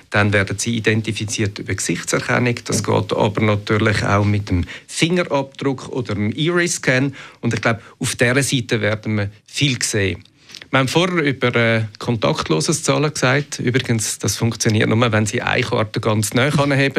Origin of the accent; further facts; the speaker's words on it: Switzerland; bei uns in der Schweiz